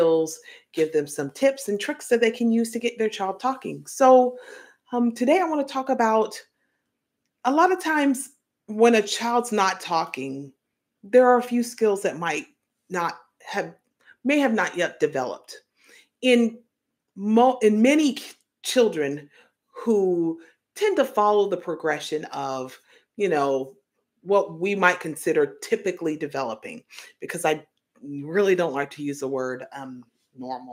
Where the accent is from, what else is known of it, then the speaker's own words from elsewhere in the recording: Tennessee, United States; I grew up in Tennessee